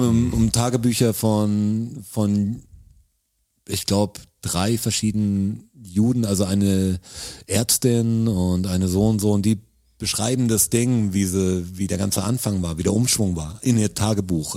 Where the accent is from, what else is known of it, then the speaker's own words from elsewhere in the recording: Germany; ich bin Deutscher